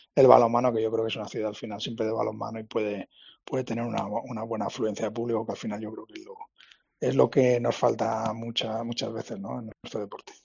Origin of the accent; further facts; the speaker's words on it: Alicante, Valencian Community, Spain; soy de Alicante